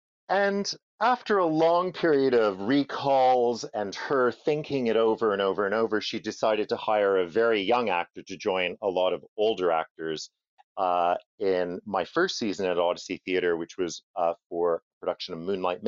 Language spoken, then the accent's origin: English; Montreal, Quebec, Canada; moved away; also born or lived in Ottawa; I grew up in Montreal. I come from a place called Ville d'Anjou, which is in the east end of the city.